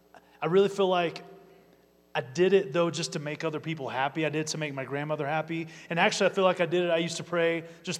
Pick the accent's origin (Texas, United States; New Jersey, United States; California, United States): Texas, United States; Amarillo; moved away as an adult; also born or lived in Philadelphia, Pennsylvania / Colorado Springs, Colorado; I was born and raised in Amarillo, Texas